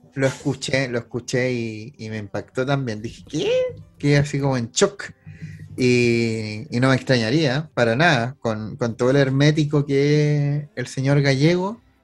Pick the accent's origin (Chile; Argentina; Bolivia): Chile